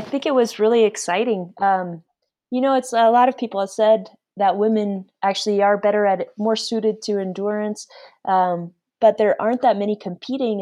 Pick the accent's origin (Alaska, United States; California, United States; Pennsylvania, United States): Alaska, United States; Anchorage; I'm from Alaska, I grew up there